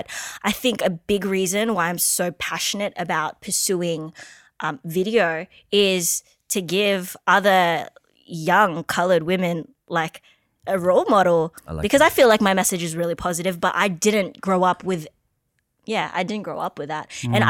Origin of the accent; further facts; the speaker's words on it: Philippines; now in Australia; I'm a woman of color. I'm Filipino and I just don't know many other Asians in this space in Australia doing this.